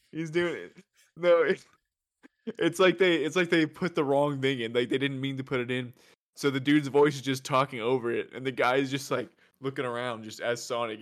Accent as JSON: {"language": "English", "region": "the South", "country": "United States", "said": "we're from the South, so we have Whataburger here"}